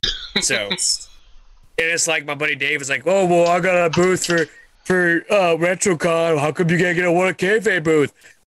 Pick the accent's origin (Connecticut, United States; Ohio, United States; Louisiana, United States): Louisiana, United States; I'm next door to Dan. I'm from Louisiana.